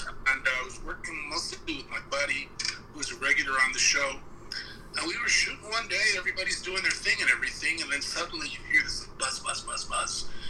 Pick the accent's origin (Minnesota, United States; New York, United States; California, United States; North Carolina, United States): New York, United States; now in Los Angeles, United States; Because I came to LA. So I came from New York. Mm-hmm. So by the time I hit LA, I was all New Yorker.